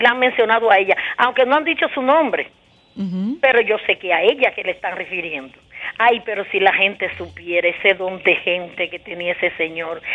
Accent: Sabana Grande de Boyá, Monte Plata, Dominican Republic; yo soy de Sabana Grande de Boyá, de donde es Juliana

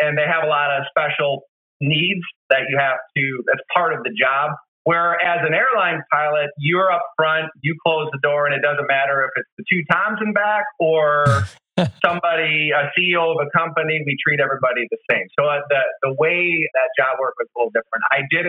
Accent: Wisconsin, United States; also born or lived in St. Louis; I was born and raised in Wisconsin. I thought this job would take me all over the place, but all my jobs actually kept leading me right back to the Midwest.

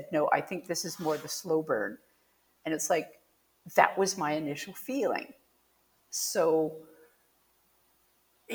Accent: Canada; I'm Canadian

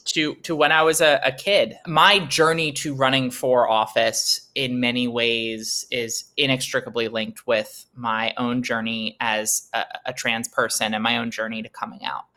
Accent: Delaware, United States; the seat that I was born and raised in here in Delaware

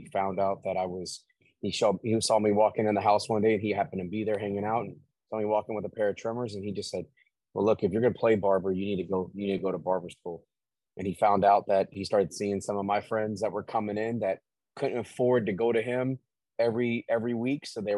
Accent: Tampa, Florida, United States; No, born and raised.

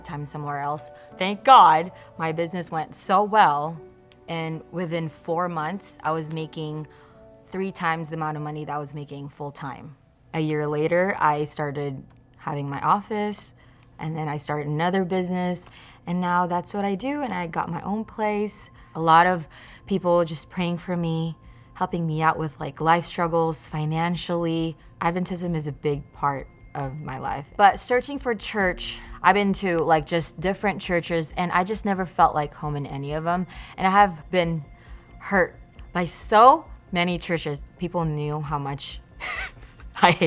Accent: Indonesia; moved away as an adult; now in Redlands, United States; I was born here in Redlands. I grew up in Indonesia though. 2012, I decided to come to America.

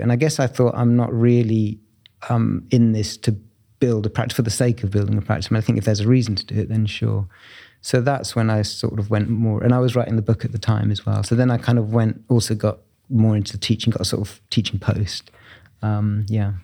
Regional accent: Bromley, London, United Kingdom; I grew up in southeast London in Bromley, um, which is where I was born

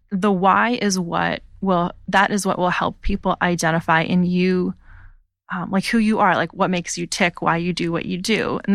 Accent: Pennsylvania, United States; I grew up in outside of Philadelphia in a really rural setting.

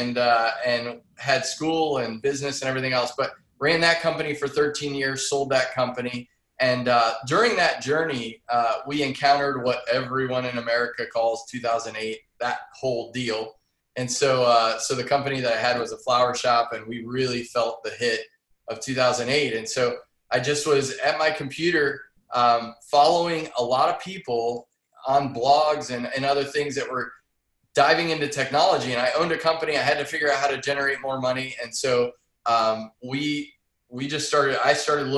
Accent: Massillon, Ohio, United States; Massillon, Ohio, the home of the Tigers, Paul Brown.

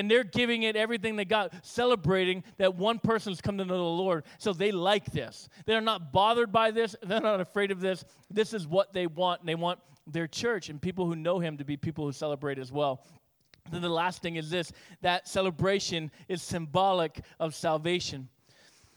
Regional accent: Northeast, United States; we're Yankee and we're Northeast

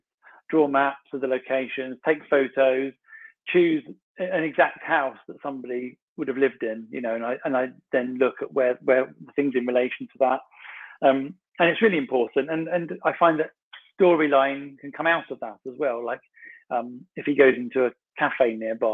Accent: Sussex, South East England, United Kingdom; now in Kent, United Kingdom; I live in Kent and I'm from Sussex

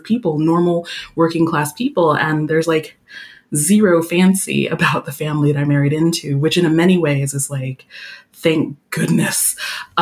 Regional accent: United States; moved away as an adult; now in France; I'm from the United States

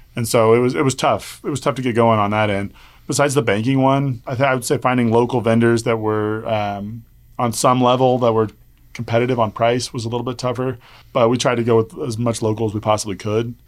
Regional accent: Wichita, Kansas, United States; I'm from Wichita, Kansas

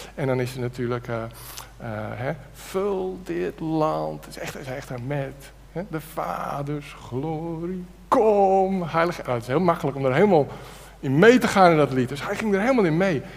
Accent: Netherlands; wij Nederlanders

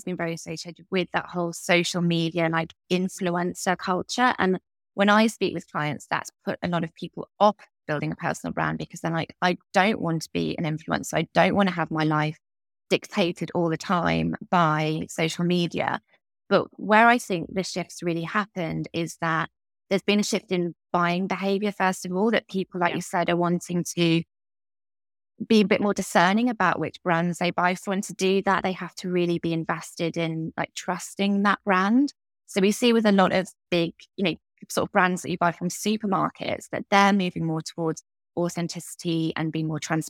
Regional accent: Italy; My parents just drank coffee and I grew up in Italy for a few years and so it was just like coffee all the way.

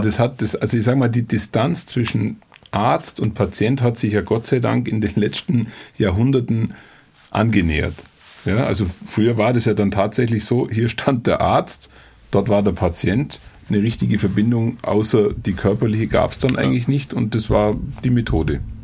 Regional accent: Allgäu, Germany; bei uns im Allgäu

